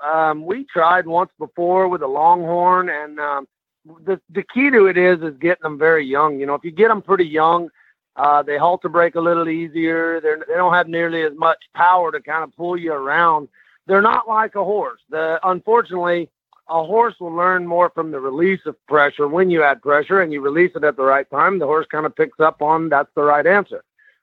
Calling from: Ravenna, Texas, United States; I am in a little town just outside of Bonham, Texas, which is roughly about 50 miles east of Gainesville. Yep, no, we live up here in a little town called Ravenna, population 206.

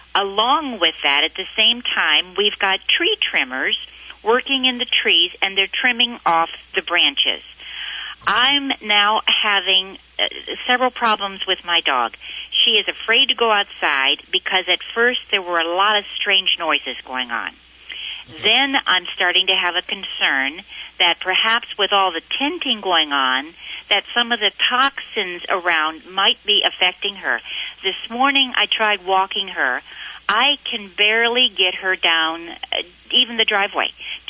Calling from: Westlake Village, California, United States; Westlake Village, California.

